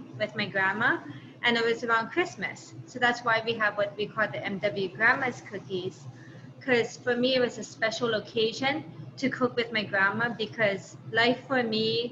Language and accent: English; Honolulu, Hawaii, United States; also born or lived in Hyde Park, New York; growing up in Hawaii